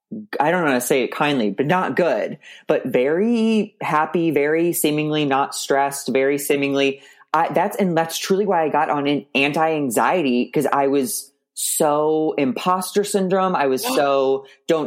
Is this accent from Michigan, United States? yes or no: no; St. Louis, Missouri, United States; I was raised in Missouri